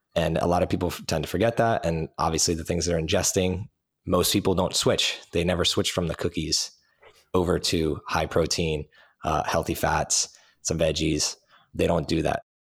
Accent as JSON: {"language": "English", "region": "New Jersey", "country": "United States", "tie": "born or raised there", "said": "I grew up in New Jersey"}